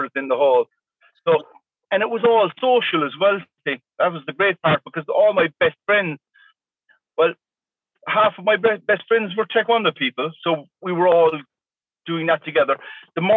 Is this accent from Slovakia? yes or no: no; Tralee, Munster, Ireland; my hometown in Tralee, in County Kerry, in the southwest of Ireland